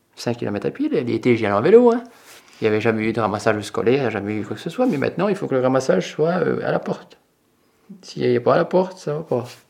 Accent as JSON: {"language": "French", "region": "Bourgogne-Franche-Comté", "country": "France", "said": "c'est chez nous, dans le Morvan"}